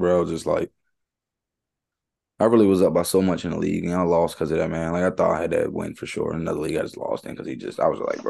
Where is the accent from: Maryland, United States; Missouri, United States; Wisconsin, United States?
Maryland, United States; Baltimore; I'll go ahead back to my hometown.